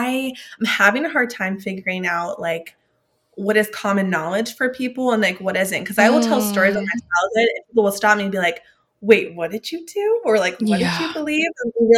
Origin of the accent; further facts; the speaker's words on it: Klamath Falls, Oregon, United States; born there; Well, I was born in Klamath Falls, Oregon. So small town. I grew up in a Christian household.